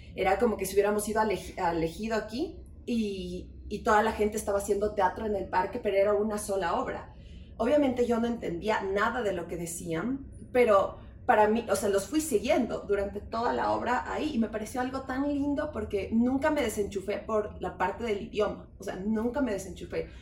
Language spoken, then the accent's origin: Spanish; Ecuador; como ecuatorianos